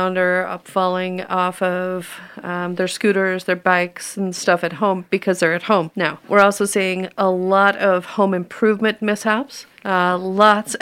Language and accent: English; New Mexico, United States; moved away as an adult; also born or lived in Albuquerque, New Mexico / Minnesota; now in Denver, United States; I was originally born and raised in New Mexico